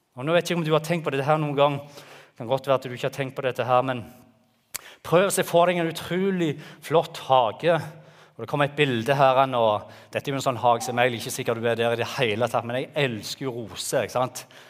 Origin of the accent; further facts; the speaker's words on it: Jæren, Rogaland, Norway; moved away as an adult; Vi kommer fra Jæren og flytta ned her for åtte år siden